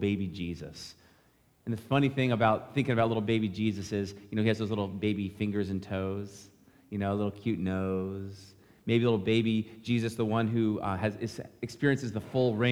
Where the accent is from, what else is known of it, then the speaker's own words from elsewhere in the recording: United States; For us as American Christians, we often have a tradition of being at home